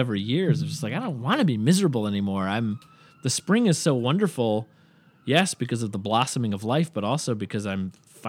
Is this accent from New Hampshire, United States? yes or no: yes; New Hampshire, United States; But I remember, you know, when I first moved to New York, and of course growing up in New Hampshire, winter is just a big part of it.